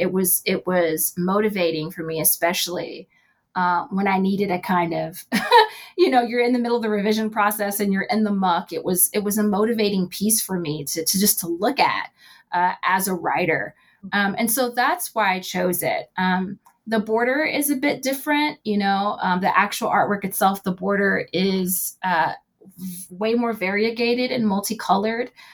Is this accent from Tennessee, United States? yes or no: yes; Knoxville, Tennessee, United States; moved away; my hometown in Knoxville, Tennessee